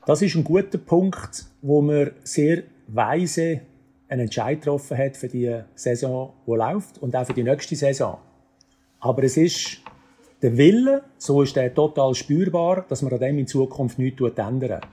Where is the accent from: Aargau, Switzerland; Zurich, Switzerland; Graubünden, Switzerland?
Aargau, Switzerland; Aarau; ich bin in Zarau aufgewachsen und zwar äh, vom Brücklifeld und neben der Kunsteisbahn Aarau